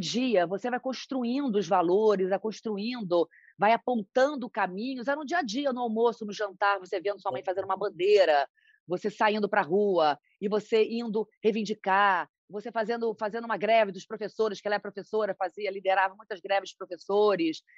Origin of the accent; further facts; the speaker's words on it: Macaé, Rio de Janeiro, Brazil; moved away as an adult; now in São Paulo, Brazil; eu nasci em Macaé, interior do Rio